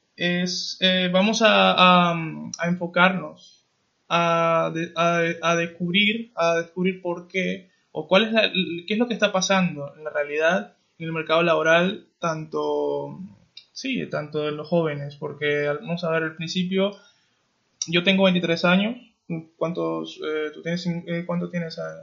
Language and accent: Spanish; Venezuela; moved away; Los dos somos venezolanos, eh, hemos salido de, nuestro país